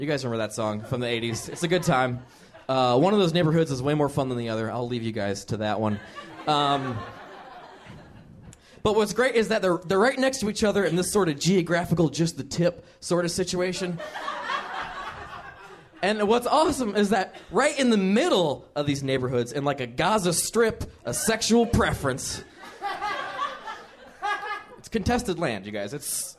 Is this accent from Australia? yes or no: no; Chicago, Illinois, United States; I'm from Chicago.